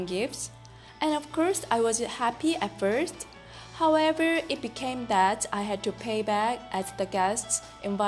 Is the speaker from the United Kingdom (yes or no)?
no; South Korea; English is a second language; moved away; I am from South Korea